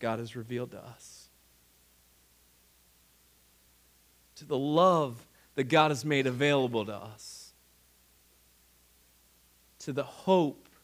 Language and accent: English; Ohio, United States; moved away; Where I grew up in Ohio, we didn't have as much wind